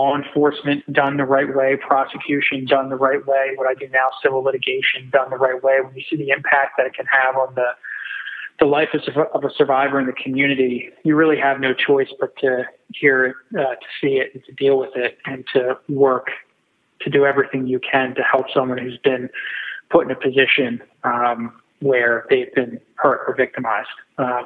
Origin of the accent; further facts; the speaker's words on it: Whitpain Township, Pennsylvania, United States; I grew up in Whitpain Township, which is only about 10 minutes away from the courthouse where I ended up working as an assistant district attorney in Montgomery County. That was located in Norristown, Pennsylvania.